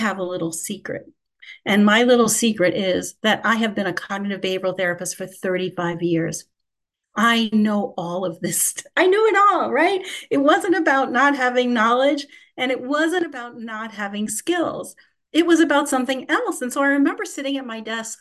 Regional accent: New York City, New York, United States; I'm from Queens, New York

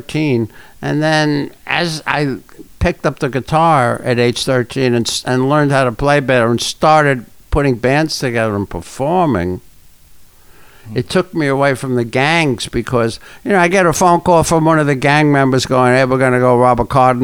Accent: New York City, New York, United States; I'm from the Bronx

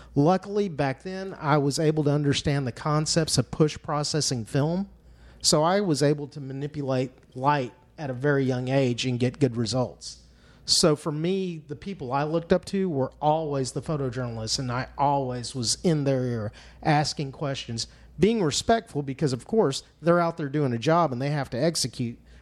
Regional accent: Fort Worth, Texas, United States; as a young kid growing up in Cowtown

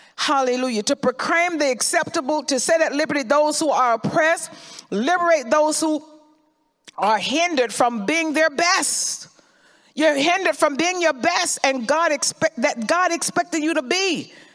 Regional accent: Florida, United States; I remember growing up in Florida

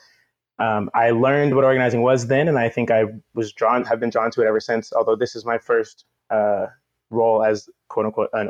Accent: Oakland, California, United States; moved away as an adult; now in St. Louis, United States; more and more at home in this Midwest city that I feel like I kind of reverse migrated to from Oakland. I'm from Oakland, from the Bay Area broadly, moved here directly from Oakland in 2017.

